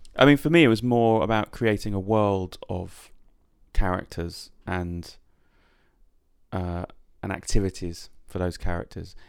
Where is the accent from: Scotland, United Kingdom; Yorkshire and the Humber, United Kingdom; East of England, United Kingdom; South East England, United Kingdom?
South East England, United Kingdom; Yateley; moved away as an adult; also born or lived in Coventry; I was born in Coventry, but I, and I lived there for the first six years of my life, and then I, um, moved to a small town called Yately, i, when I was about six, which was sort of where I met most of my friends and then remained in that area probably till I was about twenty.